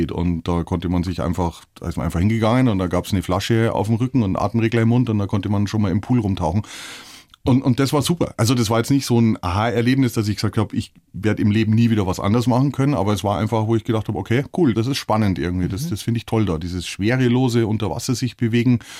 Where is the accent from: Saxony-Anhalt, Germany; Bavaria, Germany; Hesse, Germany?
Bavaria, Germany; Eben auch selbst bei uns in Bayern, in Norddeutschland sind immer ganz erstaunt, so ein Bayer, der taucht ja mein Gott